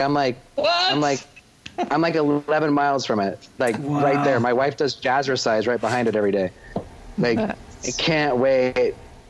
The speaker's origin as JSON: {"language": "English", "country": "United States", "tie": "born or raised there", "also_born_or_lived": "Texas / Oklahoma / Boston / Los Angeles", "moved": "yes", "lives_now": "Minnesota, United States", "said": "Grew up in the South, right? I grew up in Texas and Oklahoma"}